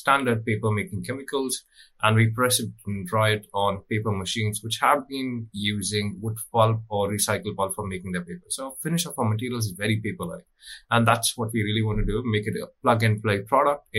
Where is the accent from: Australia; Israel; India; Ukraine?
India; moved away as an adult; now in London, United Kingdom; growing up in India, you know, I think you often hear stories and you see photos of agriculture because it is an agricultural dominant country. So for me, my life was all about growing up in farms